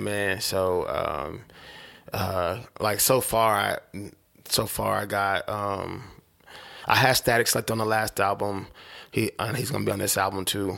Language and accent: English; Oklahoma City, Oklahoma, United States; I'm from Oklahoma